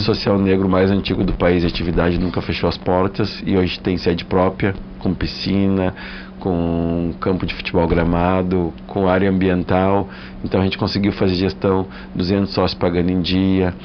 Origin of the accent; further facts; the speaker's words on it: Rio Grande do Sul, Brazil; eu sou gaúcho